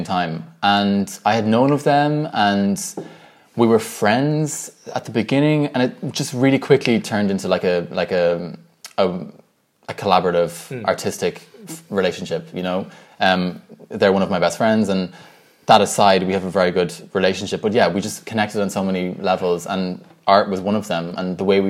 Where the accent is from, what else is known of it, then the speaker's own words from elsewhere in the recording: Ireland; also born or lived in Dublin, Ireland; growing up in Ireland and in a predominantly white environment, I've always felt white, and I always felt Irish